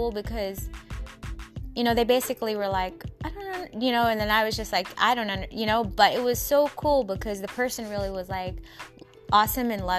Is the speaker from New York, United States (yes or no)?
no; Seattle, Washington, United States; my hometown. Everybody in the 206